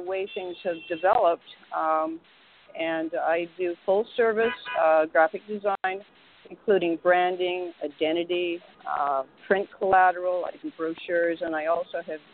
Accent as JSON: {"language": "English", "town": "Vancouver", "region": "British Columbia", "country": "Canada", "tie": "born or raised there", "also_born_or_lived": "Montreal / Toronto", "moved": "as an adult", "lives_now": "New York, United States", "said": "I'm originally from Vancouver, Canada. I went to school there. I went to university and art school."}